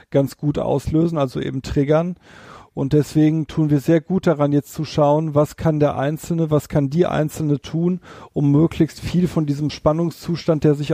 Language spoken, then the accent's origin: German; North Rhine-Westphalia, Germany; Bei uns hier in der Stadt, ich komme ja hier aus dem Ruhrgebiet, da haben wir viele, viele Menschen, die keine Gärten haben.